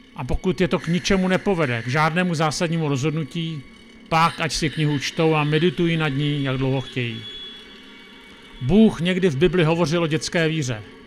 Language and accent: Czech; Czechia